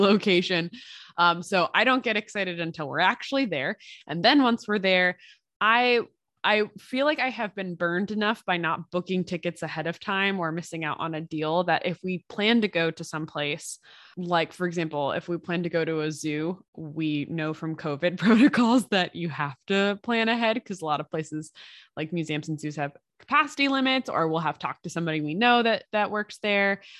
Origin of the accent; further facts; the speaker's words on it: United States; as an American